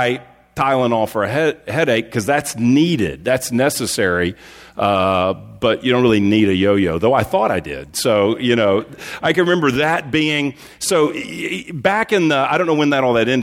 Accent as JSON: {"language": "English", "region": "Texas", "country": "United States", "tie": "born or raised there", "said": "growing up in Texas"}